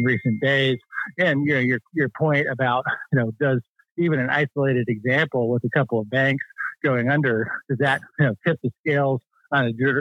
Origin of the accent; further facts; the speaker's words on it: Michigan, United States; now in Virginia, United States; Michigan's my home state originally before moving to Virginia in the D.C. area